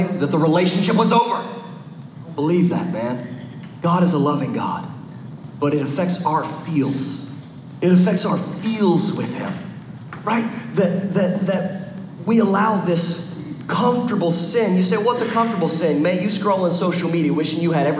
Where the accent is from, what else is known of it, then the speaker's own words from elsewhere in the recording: Philadelphia, Pennsylvania, United States; moved away as an adult; I'm from the Philadelphia area. We moved down a couple years ago.